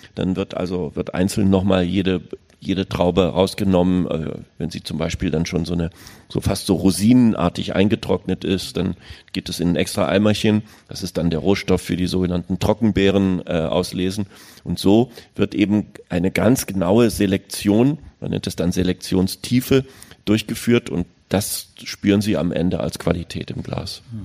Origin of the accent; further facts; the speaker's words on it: Berlin, Germany; Ich bin da in West-Berlin aufgewachsen